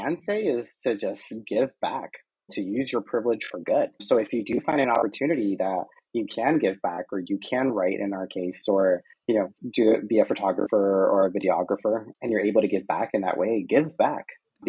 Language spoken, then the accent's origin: English; United States; And but I still kind of like am aligned in that way because I'm American.